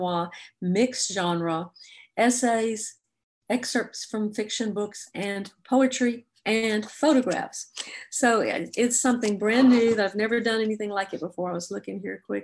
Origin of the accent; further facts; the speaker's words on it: Jackson, Mississippi, United States; moved away as an adult; now in Memphis, United States; my hometown of Jackson, Mississippi